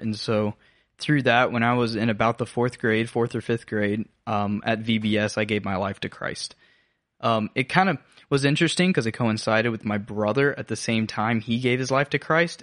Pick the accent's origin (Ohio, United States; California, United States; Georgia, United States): Georgia, United States; Habersham County, North; now in Augusta, United States; I grew up in North Georgia, so Habersham County